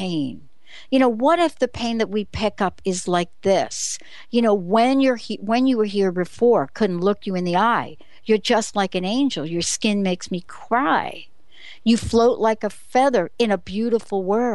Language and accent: English; New York City, New York, United States; this is me growing up in the Bronx. I had the Bronx written all over me.